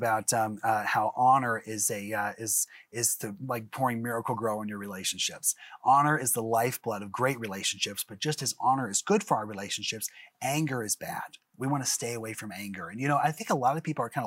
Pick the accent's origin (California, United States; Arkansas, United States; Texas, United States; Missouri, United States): Missouri, United States; Springfield; I'm from Springfield, Missouri, and I'm actually a broadcaster out there